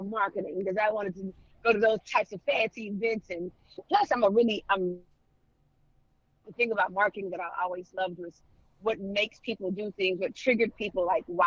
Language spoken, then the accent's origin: English; Houston, Texas, United States; moved away as an adult; born and raised in Houston, Texas